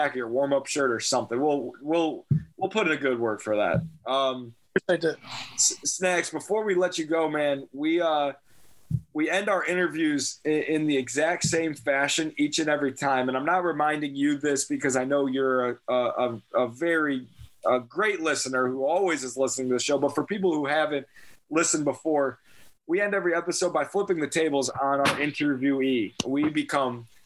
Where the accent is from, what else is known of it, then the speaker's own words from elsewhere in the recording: Chicago, Illinois, United States; we're from Chicago